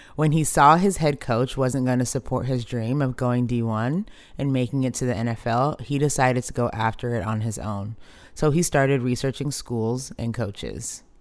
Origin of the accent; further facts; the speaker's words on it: Dallas, Texas, United States; I grew up in Dallas, literally the home of America's team.